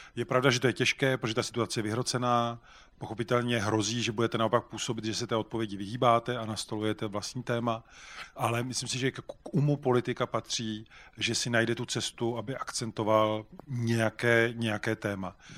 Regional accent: Czechia; jako Češi

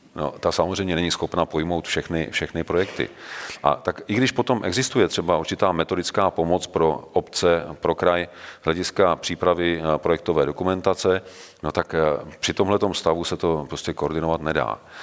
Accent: Czechia; jako Češi

